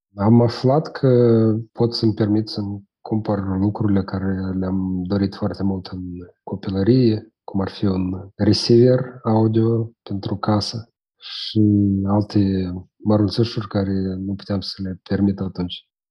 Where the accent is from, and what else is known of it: Moldova